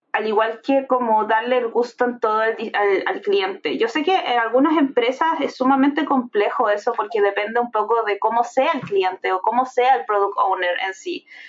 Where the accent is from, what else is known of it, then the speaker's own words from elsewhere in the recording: Viña del Mar, Valparaíso, Chile; yo vengo de un estatus social bastante bajo soy de Viña del Mar, de una población de Viña del Mar, específicamente Reñaca Alto